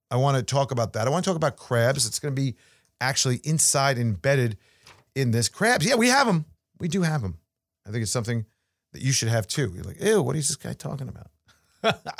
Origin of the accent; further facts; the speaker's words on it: New York, United States; as a New Yorker